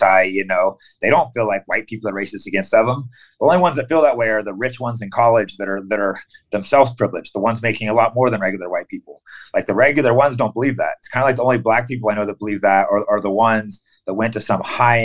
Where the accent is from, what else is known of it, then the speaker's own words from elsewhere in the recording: California, United States; moved away as an adult; also born or lived in Tennessee / San Francisco; I was born in Tennessee, but I moved to California at a young age